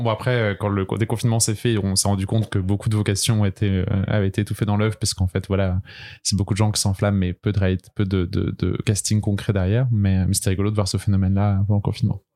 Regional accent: Brest, Brittany, France; moved away as an adult; now in Paris, France; je viens de Bretagne, de Brest, mais je suis à Paris depuis maintenant 6 ans.

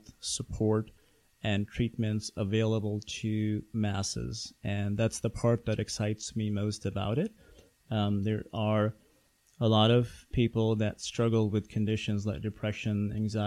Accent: Pakistan; moved away; I grew up in Pakistan

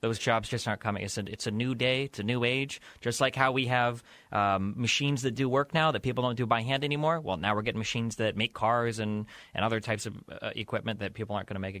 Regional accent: Nebraska, United States; I come from the Midwest.

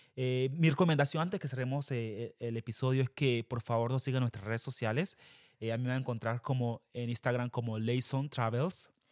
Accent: Quibdó, Chocó, Colombia; moved away as an adult; now in United States; nosotros fuimos criados en Quibdó Chocó. Colombia.

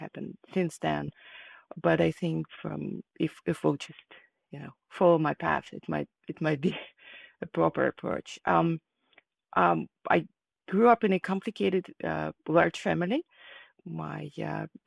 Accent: Kharkiv, Kharkiv Oblast, Ukraine; moved away as an adult; now in California, United States; I was born in Ukraine, in the city of Kharkiv, and at that moment it was part of the USSR. I grew up there, and I moved to the United States after I finished my higher education

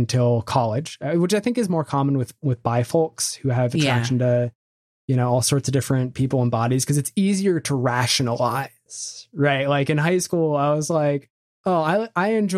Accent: Bethesda, Maryland, United States; also born or lived in Vermont; I was raised in Bethesda, Maryland

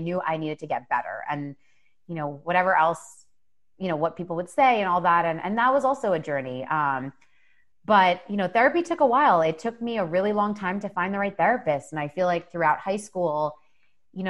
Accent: New Jersey, United States; now in New York City, United States; I was born and raised here

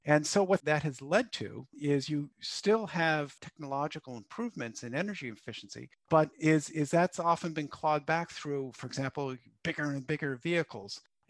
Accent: United States; moved away; my home country, the United States

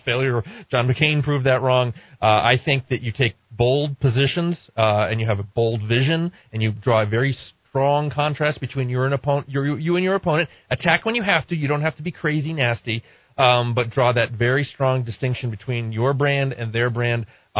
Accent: Connecticut, United States; now in New Mexico, United States; My whole life I've been told by Republicans in my home state of Connecticut.

